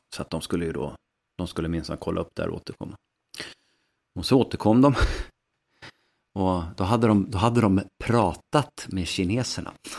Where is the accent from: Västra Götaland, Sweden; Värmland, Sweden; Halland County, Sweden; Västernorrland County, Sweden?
Västernorrland County, Sweden; uppe hos mig faktiskt, i, i mitt hemlän Västernorrland